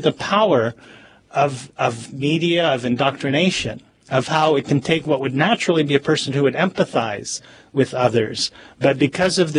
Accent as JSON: {"language": "English", "town": "Nablus", "region": "West Bank", "country": "Palestine", "tie": "born or raised there", "moved": "yes", "said": "I was born in Nablus in the West Bank. Both my parents were born there, and their parents were all born there"}